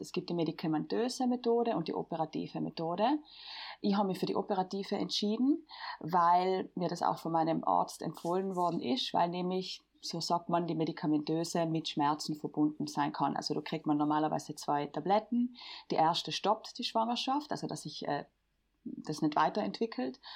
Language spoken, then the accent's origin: German; Bolzano, Trentino-Alto Adige, Italy; ich bin wie Lea aus Südtirol, ich komme aus Bozen